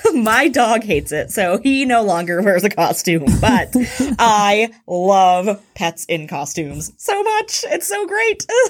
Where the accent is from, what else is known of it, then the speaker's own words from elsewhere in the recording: Houston, Texas, United States; I'm from Houston